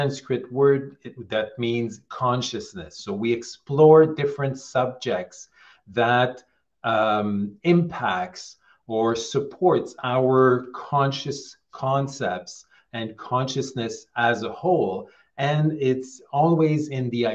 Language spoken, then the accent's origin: English; Quebec, Canada; I'm originally from Quebec, Canada, so a French province in Canada